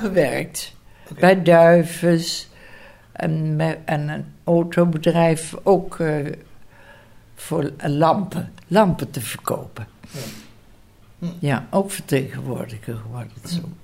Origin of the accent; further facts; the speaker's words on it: Gennep, Limburg, Netherlands; Ik ben geboren in Genp, Limburg